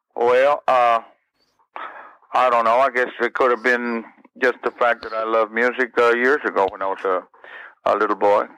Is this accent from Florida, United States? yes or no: no; San Benito, Texas, United States; moved away as an adult; my hometown of San Benito, Texas